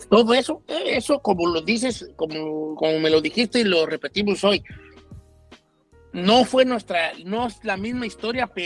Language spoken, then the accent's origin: Spanish; Mexico; Este, y me dice, ¿dónde son? Le dije, México, oh, nosotros somos chilenos